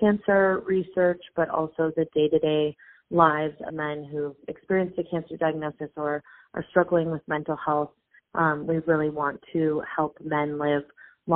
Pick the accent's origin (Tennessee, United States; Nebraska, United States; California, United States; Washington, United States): California, United States; Los Angeles; moved away as an adult; now in New York, United States; I am born and raised in Los Angeles